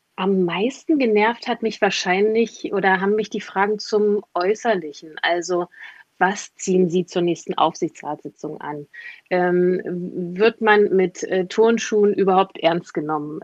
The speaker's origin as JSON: {"language": "German", "region": "East Germany", "country": "Germany", "said": "Ich komme aus Ostdeutschland."}